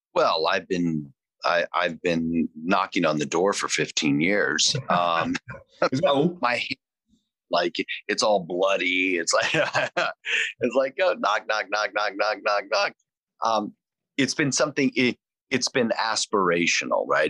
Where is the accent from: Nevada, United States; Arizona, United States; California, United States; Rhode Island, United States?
Nevada, United States; Las Vegas; moved away as an adult; also born or lived in Hartford, Connecticut; I was born in 1967 in Las Vegas